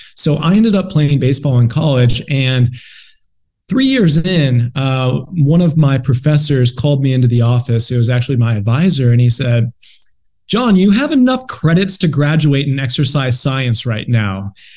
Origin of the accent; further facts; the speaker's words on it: Buffalo, New York, United States; moved away as an adult; also born or lived in San Diego, California; I ended up moving from Buffalo, New York, my hometown, where I spent my first 24 years on this earth, out to San Diego, California.